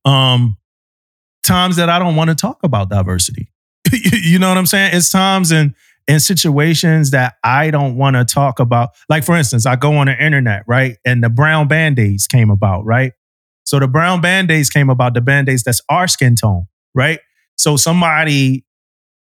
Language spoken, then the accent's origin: English; Philadelphia, Pennsylvania, United States; when I grew up in Philly